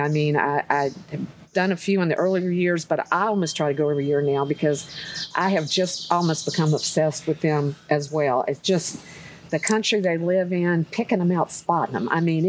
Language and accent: English; North Carolina, United States; I grew up in North Carolina